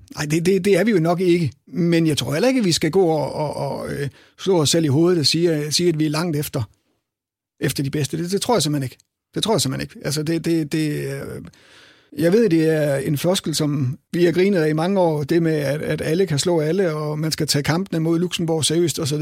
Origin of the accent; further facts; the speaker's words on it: Herning, Central Denmark Region, Denmark; jeg er jo selv fra Herning